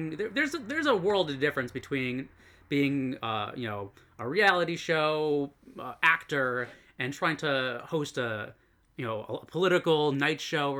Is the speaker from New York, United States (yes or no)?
yes; Ronkonkoma, New York, United States; moved away as an adult; now in Japan; Well, I moved to Japan in my early 20s, but before that, I grew up in Long Island, Ronkonkoma.